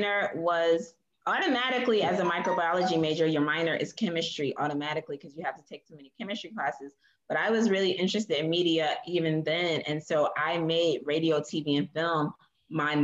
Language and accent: English; Philadelphia, Pennsylvania, United States; moved away as an adult; also born or lived in Bay Area, California / Washington, D.C. / New York; now in Ghana; I grew up most of my life in Philly. I was born in California, actually in the Bay Area, and I lived in Philly from the time I was like 5 years old.